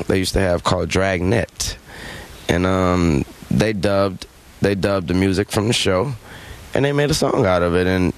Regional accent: the South, United States; I'm from the South, the country, or whatever you want to call it

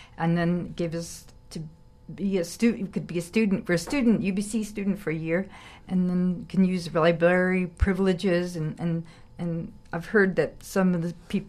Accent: Arizona, United States; I am Dene. Dene is Navajo, and I'm from Arizona

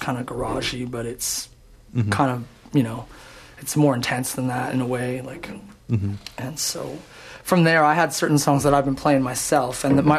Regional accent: Edmonton, Alberta, Canada; moved away as an adult; now in Vancouver, Canada; I came from Edmonton. I'd been a busker there for a number of years, about 13 years.

